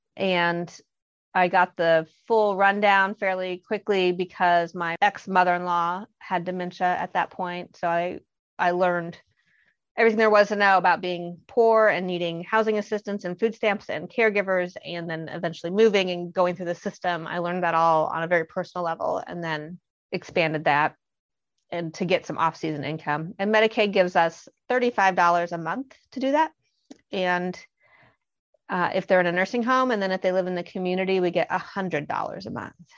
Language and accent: English; Bloomington, Indiana, United States; also born or lived in Boston, Massachusetts; I am from Bloomington, Indiana, and I still live here, but I had escaped to Boston for a while.